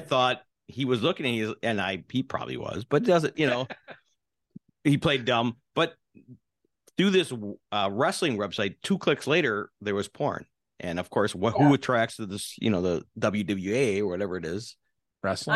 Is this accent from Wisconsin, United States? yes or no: yes; Milwaukee, Wisconsin, United States; moved away; I was born in Milwaukee